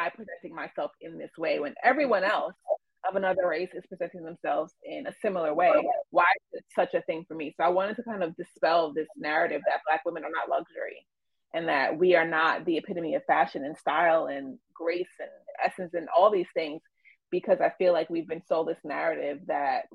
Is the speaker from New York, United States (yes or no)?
yes; New York City, New York, United States; growing up in the Bronx